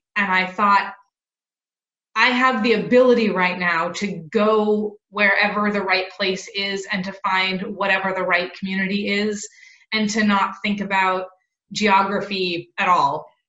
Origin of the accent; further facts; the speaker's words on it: Seattle, Washington, United States; moved away as an adult; also born or lived in Santa Barbara, California / Los Angeles, California; now in Charlotte, United States; I grew up in Seattle, Washington. And I'm a card-carrying West Coast kid, moved to Santa Barbara in California for college, and then lived in Los Angeles